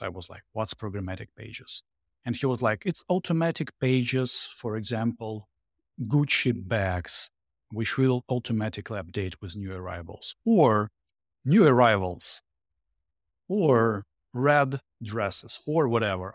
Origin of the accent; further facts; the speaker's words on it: Saint Petersburg, Russia; English is a second language; moved away as an adult; also born or lived in Jersey City, United States / Boston, United States; now in Florida, United States; Originally from Russia, from St. Petersburg. Uh, last six years in America